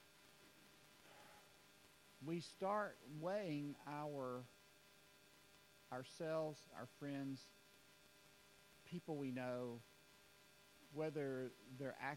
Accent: United States; as Americans

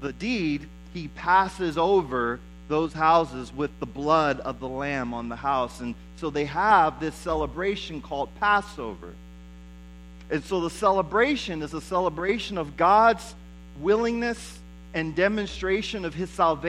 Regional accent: United States; we as Americans

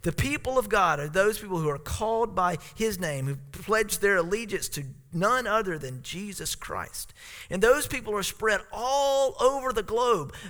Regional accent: South Carolina, United States; born or raised there; now in Alaska, United States

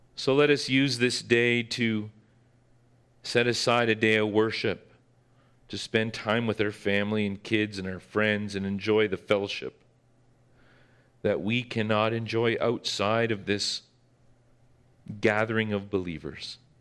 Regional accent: Northern Ontario, Canada; that I grew up with in Northern Ontario

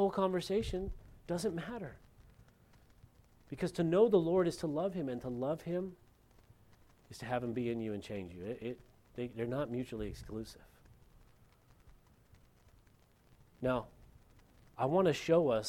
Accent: Lompoc, California, United States; moved away; In my hometown, back in Lompoc, California

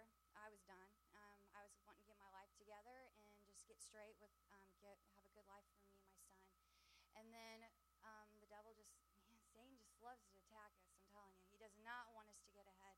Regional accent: Cassville, Missouri, United States; I'm from Cassville

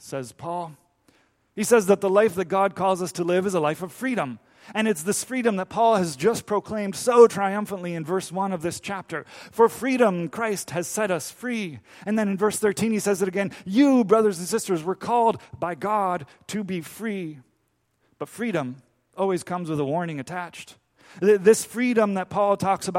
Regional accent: Dominican Republic; moved away; I grew up in the Dominican Republic

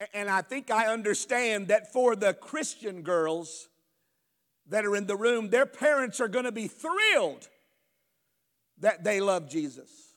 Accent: United States; I grew up in America. I was born and raised here. I've only known America.

